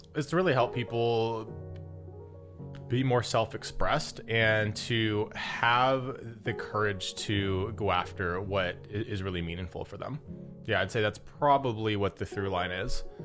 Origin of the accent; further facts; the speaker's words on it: Las Vegas, Nevada, United States; moved away; I was born and raised in Vegas